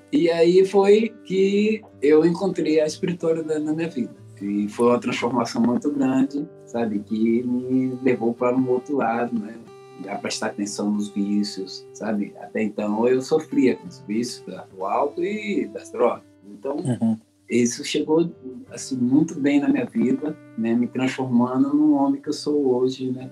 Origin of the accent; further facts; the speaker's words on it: Brasília, Federal District, Brazil; also born or lived in Rio de Janeiro; Nascido no Rio, criado em Brasília